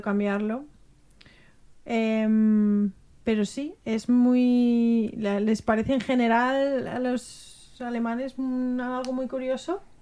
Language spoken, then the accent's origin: Spanish; Spain; now in Germany; ser española.